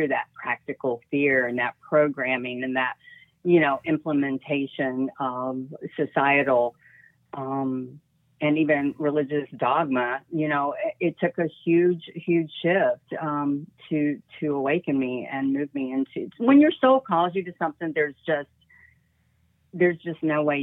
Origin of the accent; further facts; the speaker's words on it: the South, United States; I grew up in the South in a very Christian family